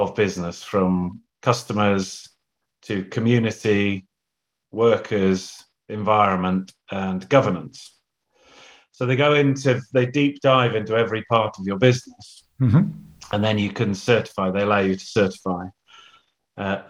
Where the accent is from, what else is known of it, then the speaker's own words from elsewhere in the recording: United Kingdom; I'm British